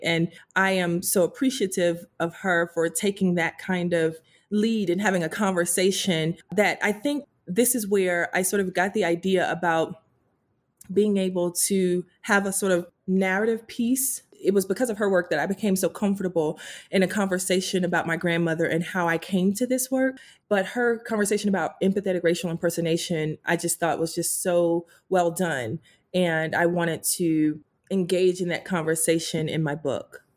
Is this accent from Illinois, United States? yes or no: no; Greensboro, North Carolina, United States; my hometown in Greensboro